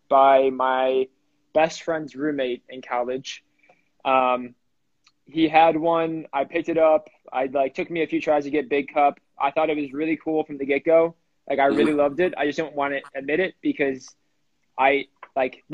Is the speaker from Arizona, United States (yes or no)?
no; Ohio, United States; now in Washington, D.C., United States; I'm from Ohio. I live in DC